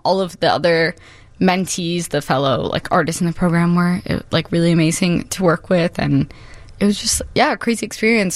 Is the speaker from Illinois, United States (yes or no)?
yes; Chicago, Illinois, United States; born and raised in Humboldt Park, Chicago